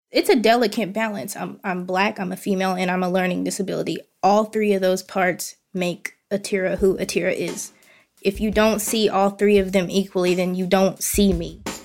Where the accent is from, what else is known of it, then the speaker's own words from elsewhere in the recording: Hot Springs, Arkansas, United States; I am born and raised in Hot Springs, Arkansas